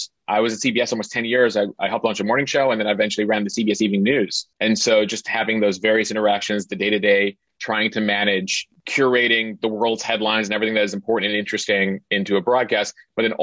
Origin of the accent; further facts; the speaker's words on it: Chicago, Illinois, United States; moved away as an adult; I'm originally from the Chicago area